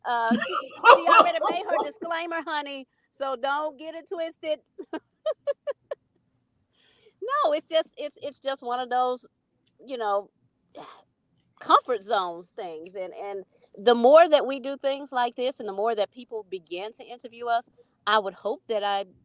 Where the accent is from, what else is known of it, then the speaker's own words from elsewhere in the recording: Memphis, Tennessee, United States; I am from South Memphis, so I am on Lamar.